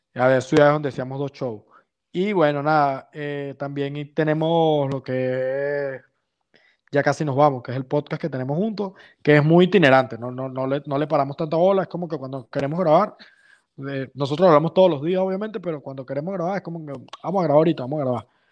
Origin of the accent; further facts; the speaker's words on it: Valencia, Carabobo, Venezuela; moved away as an adult; also born or lived in San Juan de los Morros, Venezuela; now in Spain; soy de San Juan, pero no vivo en San Juan, vivía en Valencia siempre.